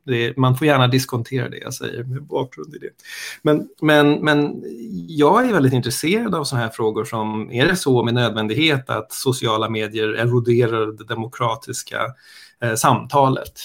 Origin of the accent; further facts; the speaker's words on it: Stockholm, Stockholm County, Sweden; also born or lived in United States; jag är stockholmare, eh, kan man väl börja med. Jag har bott i Stockholm hela mitt liv, förutom när jag bodde i USA en kort sväng